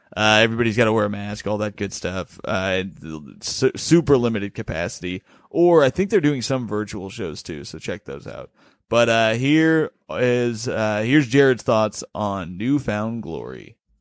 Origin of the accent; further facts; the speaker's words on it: Bloomington, United States; now in New York, United States; the reason I grew up in Bloomington is because she was transferred to Bloomington as a manager at Red Lobster